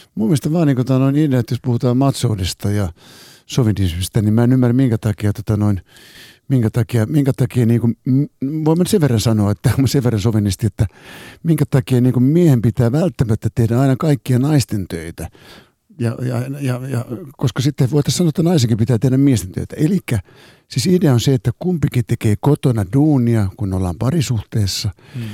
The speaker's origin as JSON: {"language": "Finnish", "town": "Helsinki", "region": "Uusimaa", "country": "Finland", "tie": "born or raised there", "said": "kun mä oon helsinkiläinen, katu- katu- kadulla kasvanut nuori"}